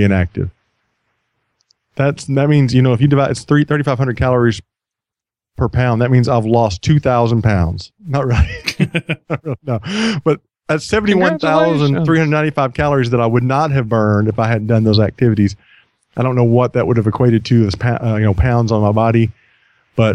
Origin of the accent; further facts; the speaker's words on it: United States; I'm an American